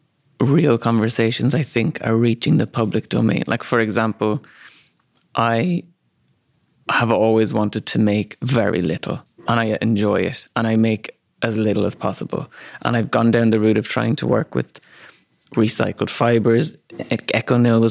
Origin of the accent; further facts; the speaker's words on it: Ireland; accent: Irish; moved away; also born or lived in London; he heard my accent, was like, oh, you're Irish